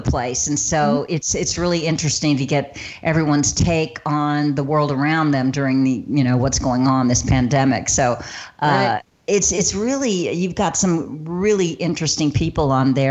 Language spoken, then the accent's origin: English; Georgia, United States; also born or lived in Palm Springs, California; now in Savannah, United States; I grew up in Georgia.